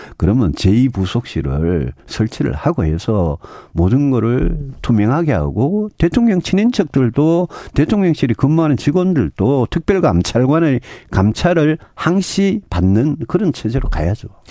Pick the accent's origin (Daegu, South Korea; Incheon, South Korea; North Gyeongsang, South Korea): North Gyeongsang, South Korea; Yeongju; 저도 뭐 고향이 경북 영주고